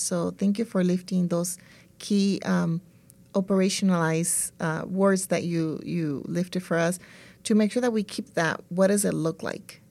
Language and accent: English; El Salvador; now in California, United States; I'm from El Salvador